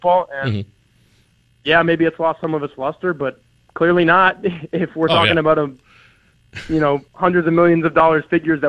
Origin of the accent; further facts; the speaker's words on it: Dallas, Texas, United States; I'm from Dallas